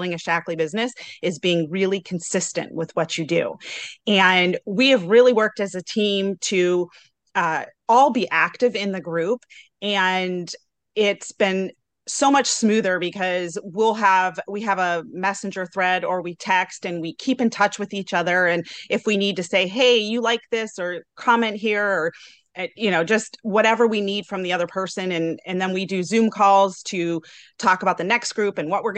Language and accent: English; Broadview Heights, Ohio, United States; I'm from Broadview Heights, Ohio, which is near Cleveland.